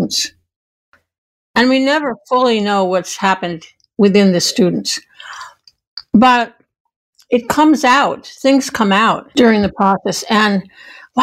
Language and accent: English; New York, United States; now in Ashland, United States; we were raised in New York